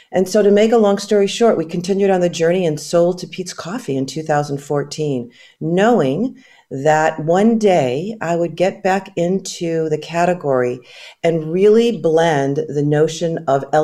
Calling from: California, United States; I'm phoning in from the West Coast. We're uh, Bay Area based.

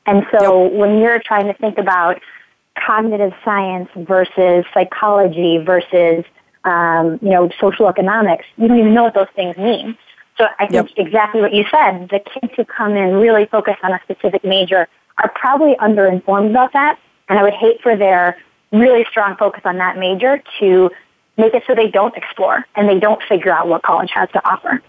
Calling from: California, United States; I'm calling you from California

